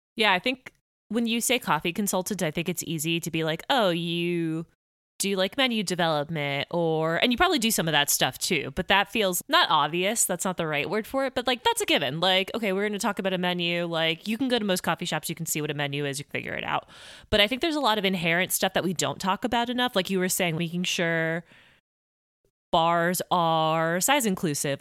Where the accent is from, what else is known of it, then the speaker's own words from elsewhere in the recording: Miami, Florida, United States; I'm from Miami